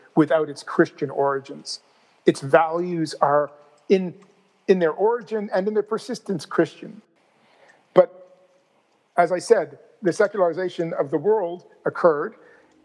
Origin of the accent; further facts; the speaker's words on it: St. John's, Newfoundland and Labrador, Canada; my hometown of St. John's